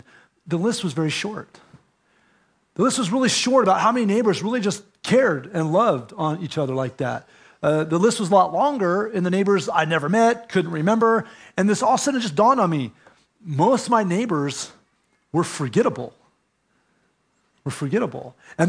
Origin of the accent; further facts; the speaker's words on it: California, United States; And of course, we're from California where everybody's yard is kind of like fenced usually.